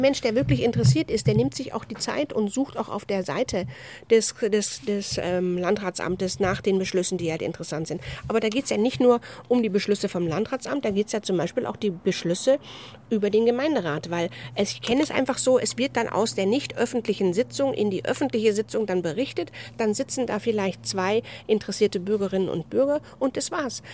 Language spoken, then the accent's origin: German; Rhineland, Germany; ich bin eine rheinische Frohnatur